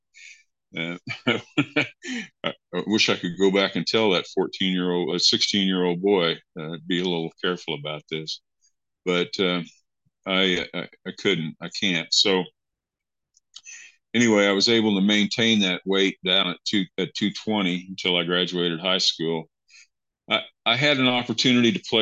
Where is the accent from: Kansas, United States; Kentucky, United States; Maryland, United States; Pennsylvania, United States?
Kansas, United States; I grew up in Kansas in a small town.